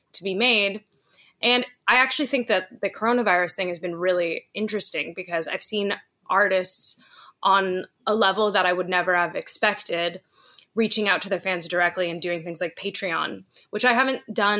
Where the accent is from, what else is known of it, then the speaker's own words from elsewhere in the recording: Los Angeles, California, United States; I grew up in Hollywood, like a few blocks away from Laurel Canyon